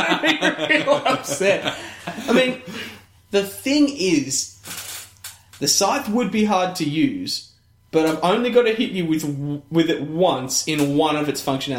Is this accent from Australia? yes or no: yes; Australia; And I'm only second generation Australian.